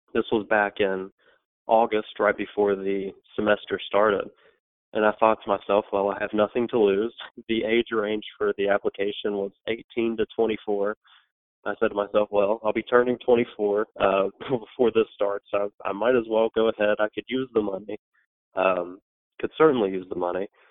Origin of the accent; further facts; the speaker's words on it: Beckley, West Virginia, United States; now in Morgantown, United States; I'm from Beckley, West Virginia, actually, which is in the southern part of the state, about two and a half hours south of Morgantown